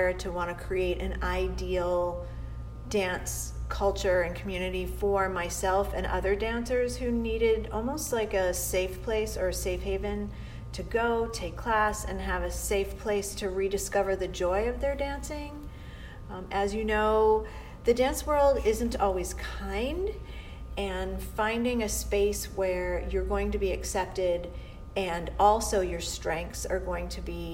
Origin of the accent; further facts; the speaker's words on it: Boston, Massachusetts, United States; also born or lived in southern New Hampshire; I'm a Bostonian. I'm from New England